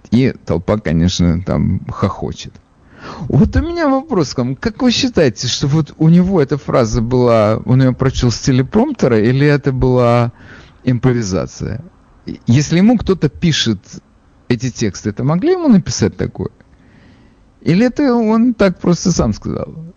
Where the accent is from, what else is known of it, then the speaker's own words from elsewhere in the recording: Odesa, Odesa Oblast, Ukraine; now in New York, United States; я же из Одессы